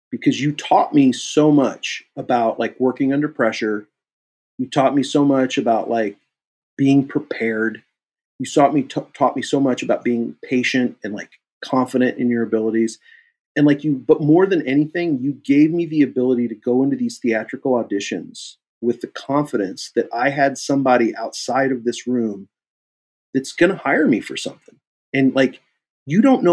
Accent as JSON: {"language": "English", "town": "Kansas City", "country": "United States", "said": "I'm from Kansas City"}